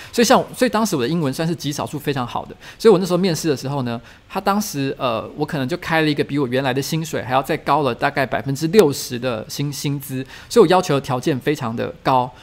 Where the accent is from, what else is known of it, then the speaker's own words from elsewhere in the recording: Taiwan; moved away as an adult; also born or lived in Beijing; 因为我是一个台湾人，他们找我这个台湾过去，就是希望去经营台湾市场